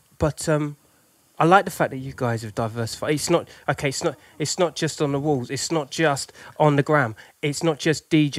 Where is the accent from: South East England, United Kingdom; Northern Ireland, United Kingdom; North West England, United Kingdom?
South East England, United Kingdom; Crawley; I came from Crawley.